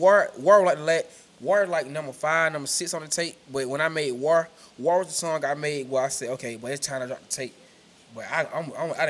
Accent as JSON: {"language": "English", "town": "Macon", "region": "Georgia", "country": "United States", "said": "I'm from Macon. Like, we from Macon, Georgia."}